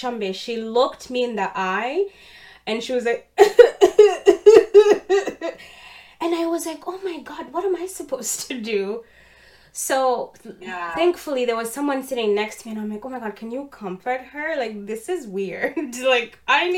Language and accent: English; Uganda; now in Canada; I'm Ugandan, born and bred in Uganda.